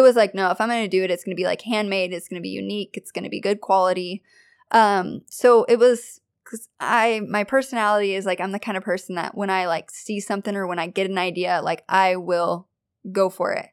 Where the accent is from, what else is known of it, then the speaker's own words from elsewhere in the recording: Kelso, Washington, United States; I am from Kelso, Washington.